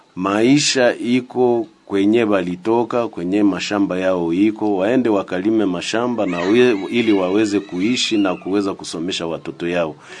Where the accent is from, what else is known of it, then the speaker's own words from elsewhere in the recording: DR Congo; sisi ni wakongomani